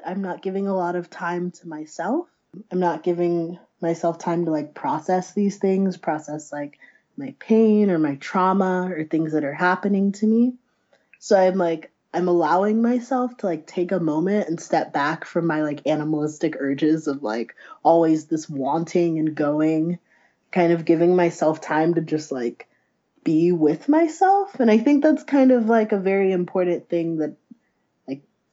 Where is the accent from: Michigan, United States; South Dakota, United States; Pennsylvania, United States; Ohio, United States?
Ohio, United States; moved away; also born or lived in Chicago; I'm from Ohio originally. I just moved back